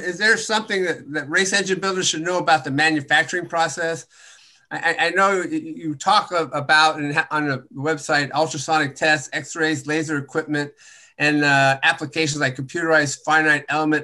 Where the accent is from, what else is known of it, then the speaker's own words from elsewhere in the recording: Southern California, United States; I come from Southern California